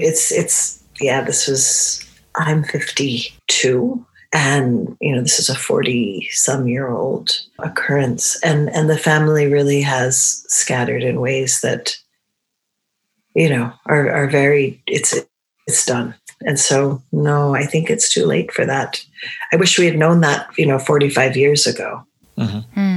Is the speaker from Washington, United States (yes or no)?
no; New Hampshire, United States; first language Romani; I grew up in New Hampshire, which is in the northeast of the United States in New England.